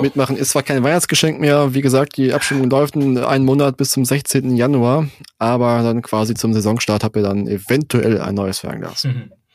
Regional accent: Germany; als Deutscher

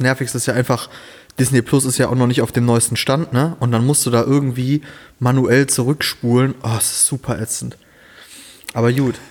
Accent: Rhineland, Germany; moved away as an adult; now in Siegen, Germany; ich komme ja ursprünglich da aus dem Rheinland

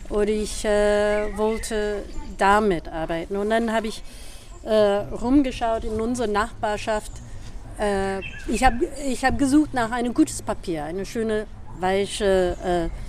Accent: United States; German is a second language; also born or lived in Boston / Berlin; now in Germany; ich komme aus New York und Boston, aus den USA.

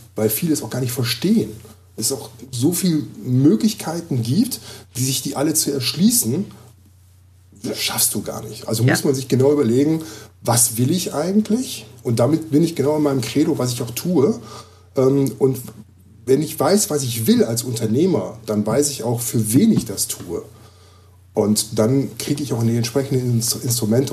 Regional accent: Düsseldorf, North Rhine-Westphalia, Germany; moved away as an adult; now in Gifhorn, Germany; Ich lebe ja jetzt seit einem halben Jahr in Gifhorn. Ich komme ja aus Düsseldorf.

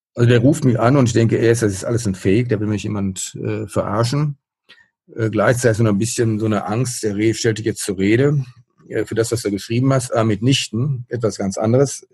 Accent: Kamen, North Rhine-Westphalia, Germany; moved away as an adult; now in Münster, Germany; ich bin äh, vor den Toren Dortmunds aufgewachsen in Kahn. Die meisten nur bekannt durch die Verkehrsnachrichten, Kahner Kreuz

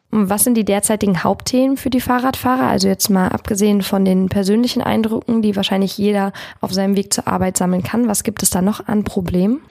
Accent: Lampertheim, Hesse, Germany; ich komme ursprünglich aus Lampertheim für alle Wormser. Das liegt auf der anderen Seite des Rheins. Ich komme also aus dem letzten Zipfel Südhessens im Dreiländereck und ich kenne die Region schon von Kind auf

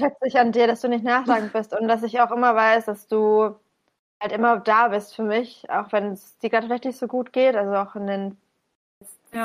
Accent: Bamberg, Bavaria, Germany; komme aus dem gebürtigen Frankenland, im schönen, wunderschönen Bamberg

